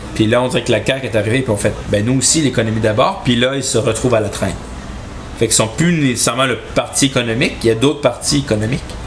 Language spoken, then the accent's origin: French; Chibougamau, Quebec, Canada; moved away; je, viens de Chibougamau, j'aime Chibougamau